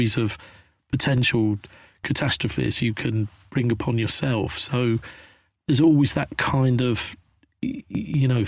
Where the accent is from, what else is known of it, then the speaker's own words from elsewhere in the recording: Midlands, United Kingdom; moved away as an adult; also born or lived in London; growing up in Thatcher's Britain in the Midlands in the 80s and going down to London to look for my fortune